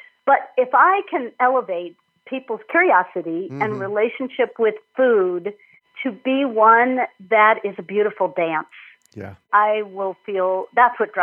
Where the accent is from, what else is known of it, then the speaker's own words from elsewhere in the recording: Minnesota, United States; moved away as an adult; also born or lived in Illinois; I'm from Minnesota originally